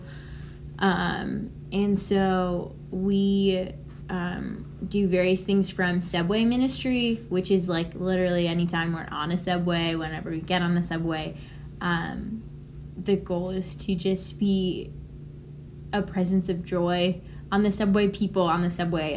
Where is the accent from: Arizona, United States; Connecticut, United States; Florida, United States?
Connecticut, United States; also born or lived in New York; I'm originally from Connecticut